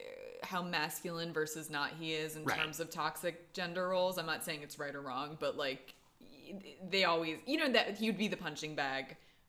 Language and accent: English; East Coast, United States; moved away; I'm from the East Coast